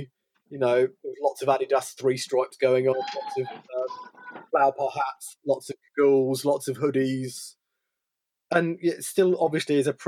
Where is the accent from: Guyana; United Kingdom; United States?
United Kingdom; England; Being British was amazing. I went to South Africa during this time period and I was adorned and worshipped as some sort of deity for a bit because I came from England.